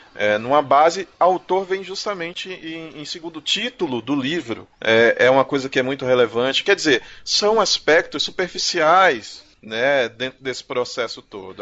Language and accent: Portuguese; Pernambuco, Brazil; É, eu sou de Pernambuco, tá, gente? Eu falo da minha terra porque eu é sou de Pernambuco.